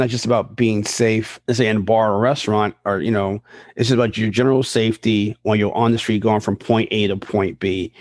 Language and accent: English; New York, United States; when I was a kid and growing up in New York